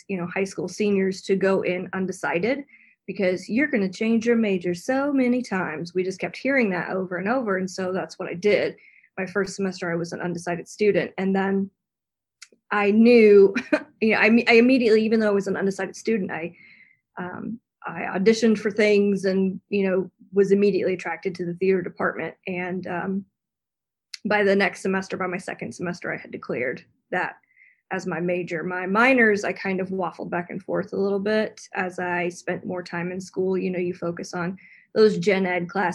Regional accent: Tennessee, United States; I'm from Tennessee

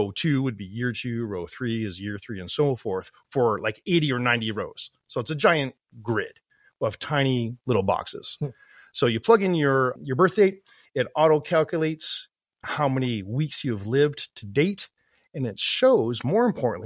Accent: Toronto Niagara Falls area, Ontario, Canada; moved away as an adult; now in Calgary, Canada; I'm originally from the Toronto Niagara Falls area, and I moved out west, left my family, left my friends, and everything that I knew growing up as a kid

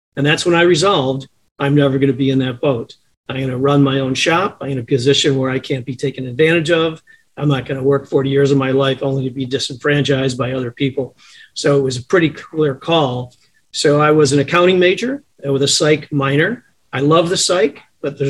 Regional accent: Chicago, Illinois, United States; also born or lived in Champaign, Illinois; I was born in Chicago, grew up here until grammar school. My folks moved to a south suburb just off the southeast corner of Chicago, spent my grammar school and high school time out there

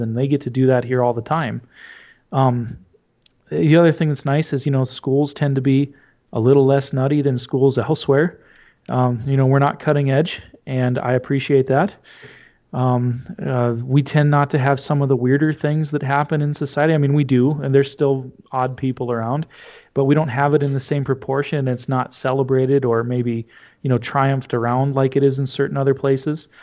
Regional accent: Verona, North Dakota, United States; now in Oakes, United States; I'm from Verona. That's where my family's from.

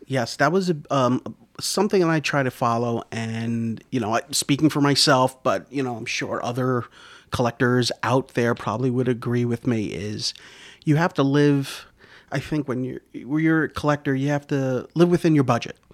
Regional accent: Yonkers, New York, United States; also born or lived in Rockland County, New York; I, I grew up in Yonkers my whole life. It wasn't until I moved out of Yonkers to Rockland County in around, like, eighty-eight

